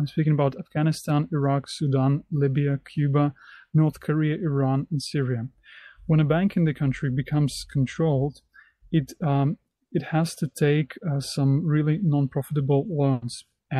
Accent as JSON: {"language": "English", "town": "Brest", "region": "Brest Region", "country": "Belarus", "second_language": "English", "said": "an entrepreneur from Belarus, from the city of Brest. Hello, dear friends. … I'm an entrepreneur from Belarus."}